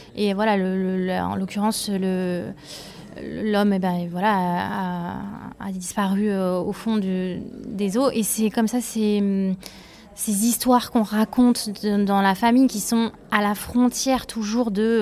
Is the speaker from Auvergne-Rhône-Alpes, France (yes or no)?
yes; Drôme, Auvergne-Rhône-Alpes, France; also born or lived in Ardèche; moi je viens de la Drôme et du coup euh, c'est un endroit où il y a beaucoup de rivières. Enfin, je suis à la fois dromoise et ardéchoise